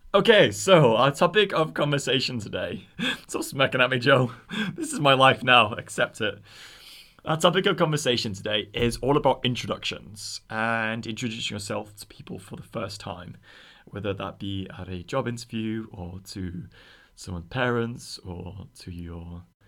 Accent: Oldham, North West England, United Kingdom; he asked me where from. I said Oldham

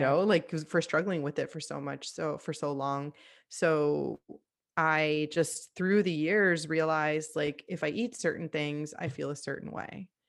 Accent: Miami, Florida, United States; I moved back home to Miami. I'm from Miami, Florida

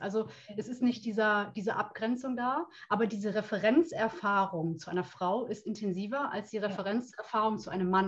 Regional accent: Brühl, North Rhine-Westphalia, Germany; ich grüße dich aus dem Rheinland. Oh. Ich komme aus Köln beziehungsweise oh. aus Brühl.

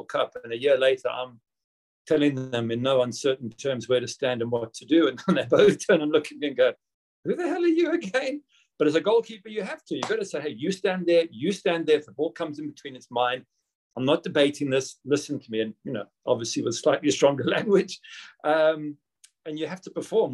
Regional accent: South Africa; moved away as an adult; also born or lived in Manchester; I'd grown up in South Africa and not in Britain

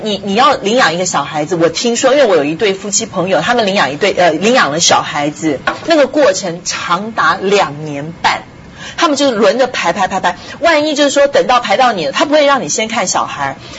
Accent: Taiwan; moved away; 台湾呢，就是给小孩儿就， 我们就叫孤儿院

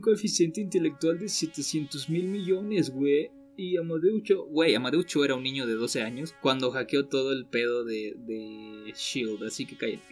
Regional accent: Mexico

